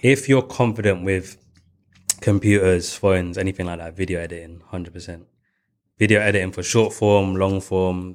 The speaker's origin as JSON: {"language": "English", "region": "London", "country": "United Kingdom", "said": "I was going from East London"}